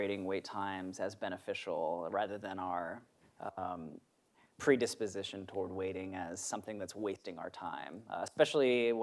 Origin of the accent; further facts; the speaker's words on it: Maryland, United States; moved away; I was in my hometown in Maryland